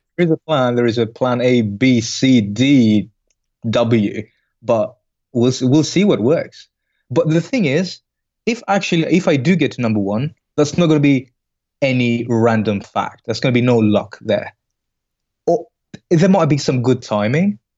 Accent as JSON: {"language": "English", "country": "Greece", "also_born_or_lived": "Belgium", "moved": "as an adult", "said": "originally, I'm from Greece."}